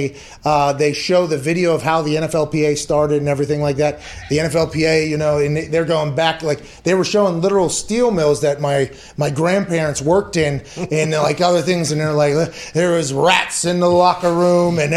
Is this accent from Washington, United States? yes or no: no; Pittsburgh, Pennsylvania, United States; I come from Pittsburgh